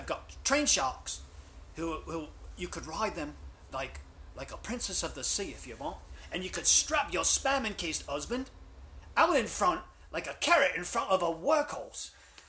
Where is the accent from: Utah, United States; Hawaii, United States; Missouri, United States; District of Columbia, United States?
Hawaii, United States; I was born and raised here.